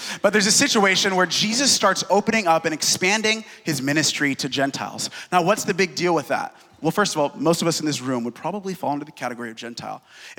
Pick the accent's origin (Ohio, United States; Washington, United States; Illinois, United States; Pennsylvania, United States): Washington, United States; Seattle; I'm from Seattle, and the god of my city is success.